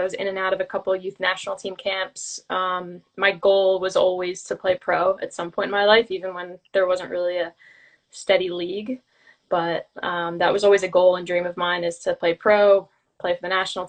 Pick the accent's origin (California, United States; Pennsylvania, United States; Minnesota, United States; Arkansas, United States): Pennsylvania, United States; Glenside; also born or lived in West Chester, Pennsylvania / Orlando / Chicago; I'm from the Philadelphia area, Glenside, Pennsylvania